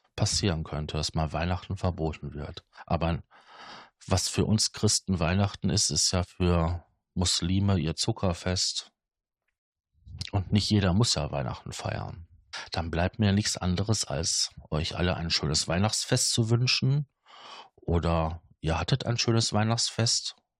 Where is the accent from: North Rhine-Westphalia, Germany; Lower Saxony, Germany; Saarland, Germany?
North Rhine-Westphalia, Germany; Ruhr area; bei uns im Ruhrgebiet